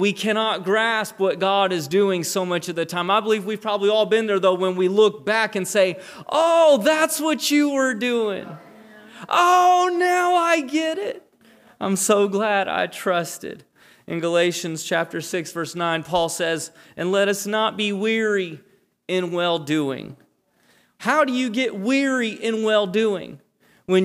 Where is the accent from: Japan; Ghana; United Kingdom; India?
Japan; I was born and raised in Japan. My parents are missionaries. They've been missionaries for 37 years.